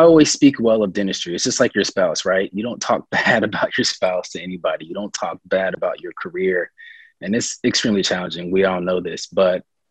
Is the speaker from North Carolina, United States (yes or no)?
yes; Raleigh, North Carolina, United States; also born or lived in Nashville, Tennessee; now in Charlotte, United States; growing up in Raleigh